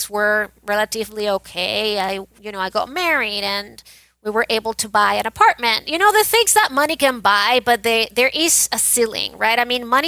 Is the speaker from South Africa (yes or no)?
no; Venezuela; moved away as an adult; now in United States; I was born and raised in Venezuela